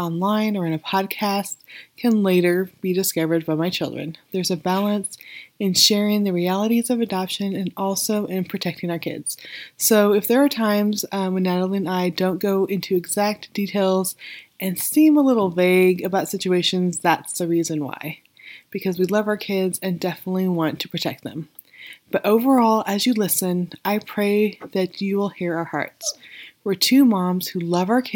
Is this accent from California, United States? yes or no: yes; Weed, California, United States; also born or lived in Redding, California; I grew up in Weed, which is not far from Reading